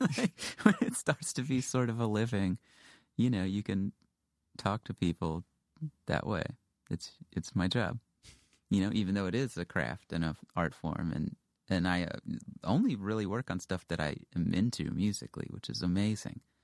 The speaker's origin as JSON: {"language": "English", "town": "Houston", "region": "Texas", "country": "United States", "tie": "born or raised there", "also_born_or_lived": "Western Massachusetts", "moved": "as an adult", "said": "I grew up in Houston"}